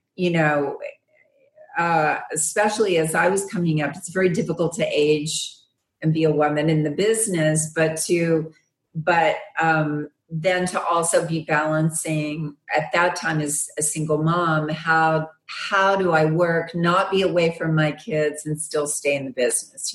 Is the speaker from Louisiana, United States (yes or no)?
no; Arkansas, United States; I'm from Arkansas, so West Memphis is in Arkansas